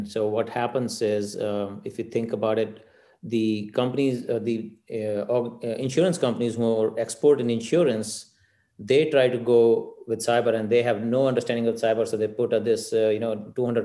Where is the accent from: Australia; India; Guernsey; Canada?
India; moved away; growing up in India, we've grown up with cows